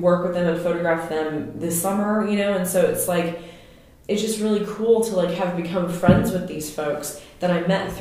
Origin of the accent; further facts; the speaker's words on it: Louisiana, United States; moved away; I'm from Louisiana, and I understand, I feel like, what it's like to be from the deep South, and then what it's like to be a transplant